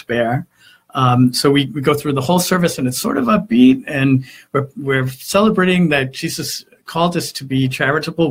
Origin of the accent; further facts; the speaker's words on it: Eastern Long Island, New York, United States; growing up on Eastern Long Island